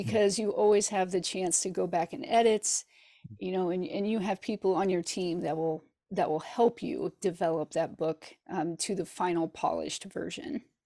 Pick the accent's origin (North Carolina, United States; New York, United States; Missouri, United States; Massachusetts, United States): Missouri, United States; Hannibal; now in Kansas City, United States; I grew up in Hannibal, Missouri, which is famous for Mark Twain